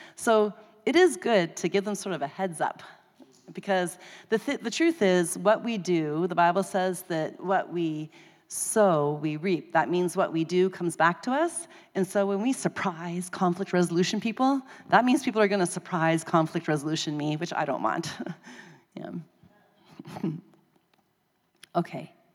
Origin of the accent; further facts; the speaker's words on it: Canada; I'm Canadian.